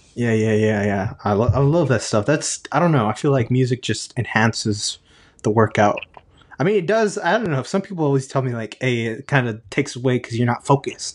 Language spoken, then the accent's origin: English; Texas, United States; I'm from Texas